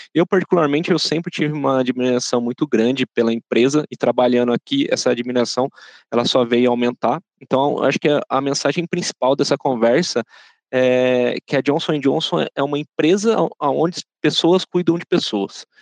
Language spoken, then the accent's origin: Portuguese; São José dos Campos, São Paulo, Brazil; sou natural aqui da cidade de São José dos Campos